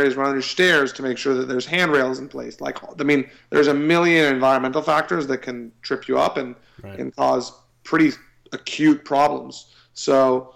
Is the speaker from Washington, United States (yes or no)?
no; Austin, Texas, United States; I'm from Austin